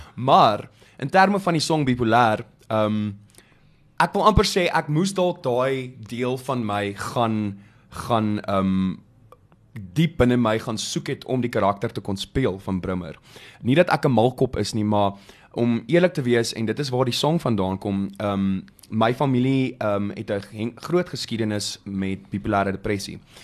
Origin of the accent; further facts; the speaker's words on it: Bethlehem, Free State, South Africa; moved away; ek kom van Bethlehem af oorspronklik.